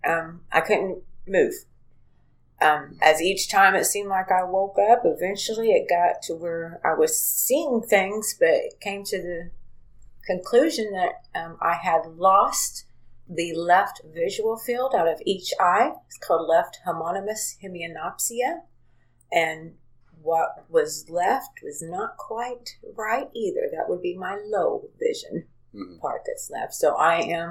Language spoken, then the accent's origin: English; Princeton, Indiana, United States; also born or lived in Hazleton, Indiana; was born and raised in Princeton